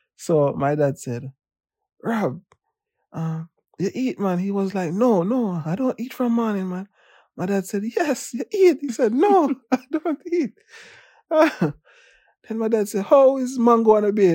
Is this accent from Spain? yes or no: no; Kingston, Jamaica; also born or lived in Manchester, Jamaica; I was born in Manchester, um, grew up in Kingston. After I finished high school, I went back to Manchester.